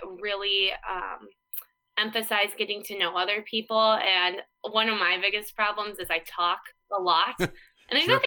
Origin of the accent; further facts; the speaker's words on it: Iowa, United States; small town Iowa girl ended up in California on the lake